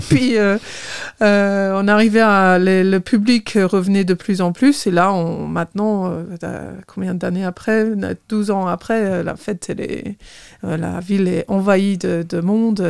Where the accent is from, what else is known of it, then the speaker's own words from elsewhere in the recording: Torquay, South West England, United Kingdom; French is a second language; moved away as an adult; also born or lived in Bath / Belfort; now in Sierck-les-Bains, France; je suis née à Torquay, Torquay, euh, plus exactement, dans le Devon